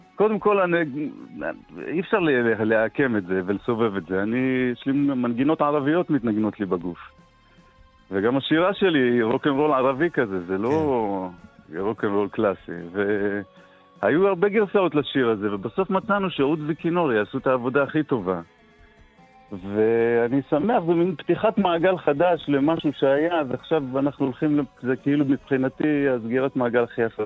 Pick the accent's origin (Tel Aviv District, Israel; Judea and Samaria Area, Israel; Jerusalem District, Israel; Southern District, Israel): Southern District, Israel; Netivot; אני מנתיבות, ולא משדרות